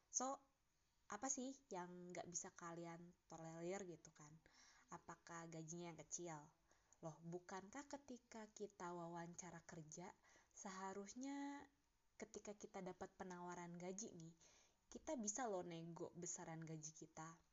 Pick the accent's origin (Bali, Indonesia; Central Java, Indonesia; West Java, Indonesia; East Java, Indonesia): West Java, Indonesia; Bandung; moved away as an adult; now in Jakarta, Indonesia; dari gue lahir sampai gue lulus kuliah masa gue masih tinggal di kota Bandung